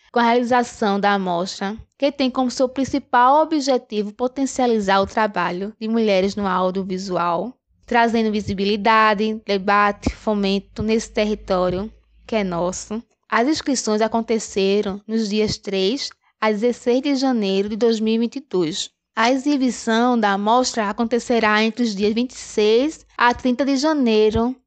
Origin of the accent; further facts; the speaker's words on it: Garanhuns, Pernambuco, Brazil; Somos da cidade de Garanhões, Agreste, Pernambuco